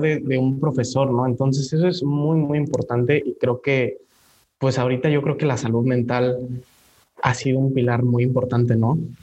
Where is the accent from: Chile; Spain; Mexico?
Mexico; nos define mucho como personas y como mexicanos